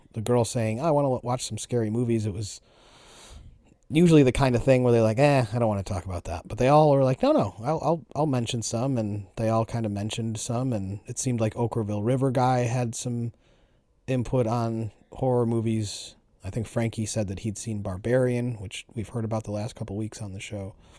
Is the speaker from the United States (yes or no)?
yes; Buffalo, New York, United States; We're both from Buffalo